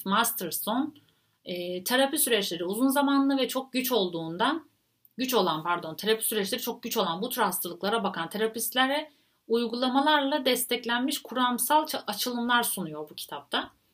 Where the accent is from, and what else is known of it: Turkey